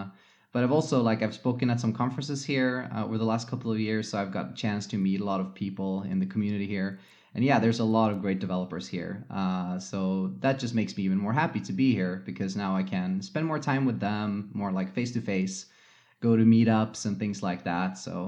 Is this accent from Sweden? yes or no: yes; Gothenburg, Västra Götaland, Sweden; English is a second language; also born or lived in Mountain View, United States; now in Stockholm, Sweden; I was born in Mountain View, lived there for a couple of years, and then my parents decided to go back to Sweden. So I was basically raised mostly in Sweden, and we lived on the west coast of Sweden in Gothenburg for many years.